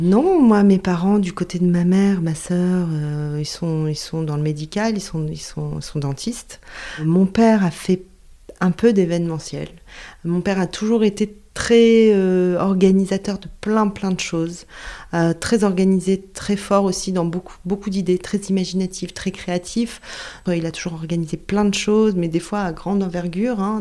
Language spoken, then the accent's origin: French; south of France, France; moved away; je viens du sud de la France